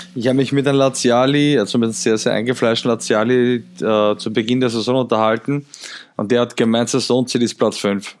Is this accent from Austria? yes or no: yes; Austria; ich als Österreicher